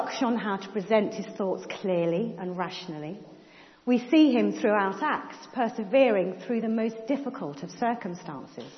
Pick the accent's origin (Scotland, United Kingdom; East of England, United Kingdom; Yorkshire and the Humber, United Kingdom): East of England, United Kingdom; Cambridge; When I was growing up in Cambridge